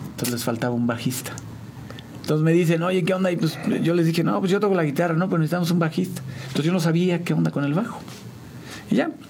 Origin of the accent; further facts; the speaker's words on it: San Juan, Mexico; also born or lived in Mexico City; Bueno, yo soy originario de la Ciudad de México, pero eh, ya soy sanjuanense, porque mis papás me trajeron como a los 4 o 5 años de edad.